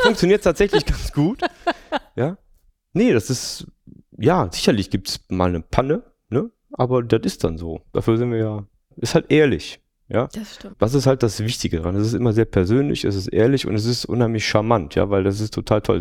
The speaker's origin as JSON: {"language": "German", "town": "Düsseldorf", "region": "North Rhine-Westphalia", "country": "Germany", "tie": "born or raised there", "said": "ich bin in dieser herrlichen Stadt geboren"}